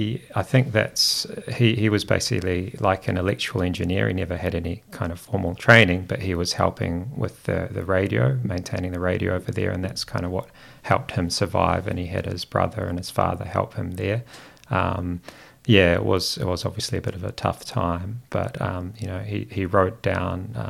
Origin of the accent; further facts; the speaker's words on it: Christchurch, Canterbury, New Zealand; first language Greek; English is a second language; I'm actually from, born in Christchurch. So we lived around Avonhead. We had a house there by the airport. And I went to Royadvale Primary School